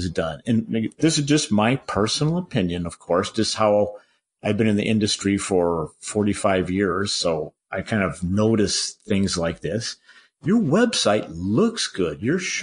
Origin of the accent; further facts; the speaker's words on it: Boulder, Colorado, United States; my hometown of Boulder, Colorado